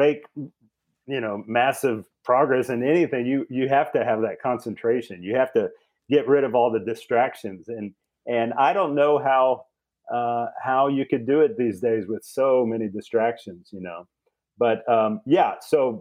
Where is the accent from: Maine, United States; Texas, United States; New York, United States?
Texas, United States; Austin; I'm from Austin.